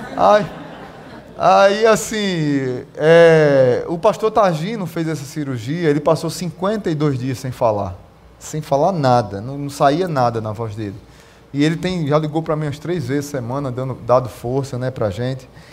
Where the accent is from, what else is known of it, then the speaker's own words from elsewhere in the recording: Pernambuco, Brazil; eu sou pernambucano mesmo